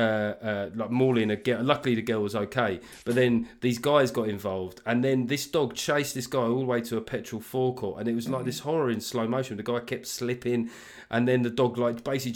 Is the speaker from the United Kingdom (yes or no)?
yes; London, United Kingdom; you and I, growing up in South London